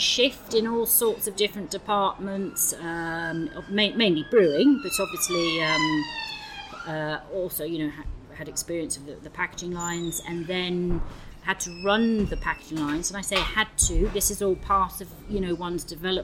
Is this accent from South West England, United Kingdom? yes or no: yes; Bristol, South West England, United Kingdom; also born or lived in London / Edinburgh; came back to my hometown of Bristol